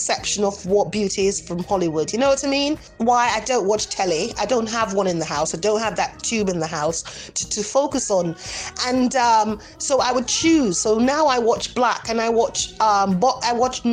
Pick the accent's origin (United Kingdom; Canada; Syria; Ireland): Canada; moved away as an adult; also born or lived in Jamaica; now in Spain; I was part raised in Jamaica, I was brought up in Canada